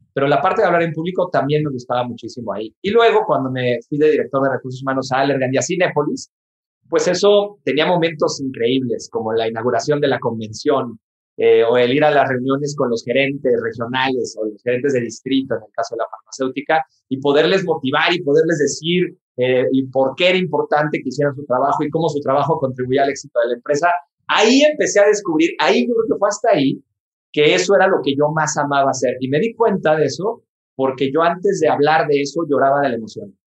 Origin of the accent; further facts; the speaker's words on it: Mexico; en mi país, en México